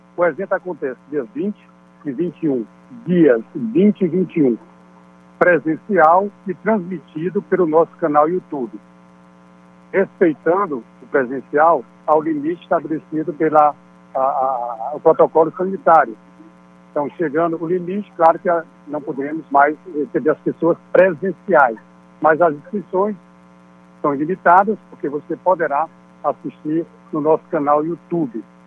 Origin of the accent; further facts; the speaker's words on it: Piauí, Brazil; como piauiense, como, como pessoas que vivemos, trabalhamos e gostamos do nosso Piauí